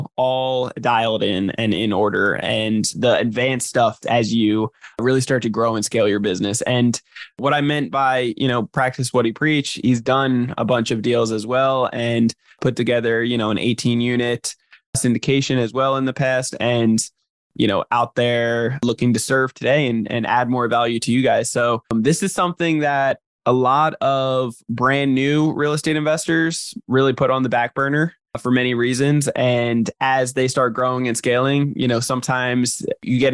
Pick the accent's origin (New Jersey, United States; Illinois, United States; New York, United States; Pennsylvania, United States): New Jersey, United States; now in San Diego, United States; sunny San Diego over here, but I'm from New Jersey originally